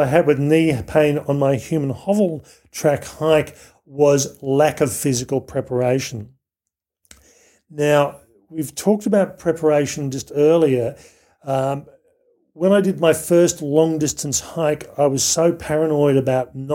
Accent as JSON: {"language": "English", "country": "Australia", "tie": "born or raised there", "said": "growing up in Australia"}